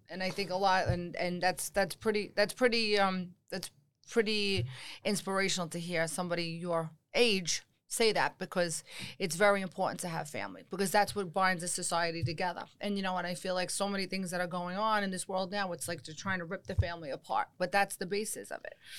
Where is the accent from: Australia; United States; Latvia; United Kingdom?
United States; also born or lived in New York / New Jersey; growing up in New York and New Jersey